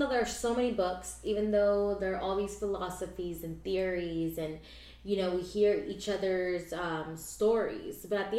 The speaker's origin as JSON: {"language": "English", "town": "Pahokee", "region": "Florida", "country": "United States", "tie": "born or raised there", "also_born_or_lived": "Orange, California / Palm Beach County, Florida", "said": "I was born in Orange, California, but I was raised, I'm basically a Floridian, I was raised in Pahokee, Florida"}